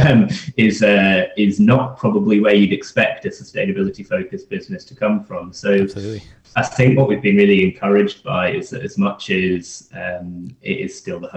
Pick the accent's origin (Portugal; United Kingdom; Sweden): United Kingdom; Scotland; also born or lived in London; I'm, I'm from Scotland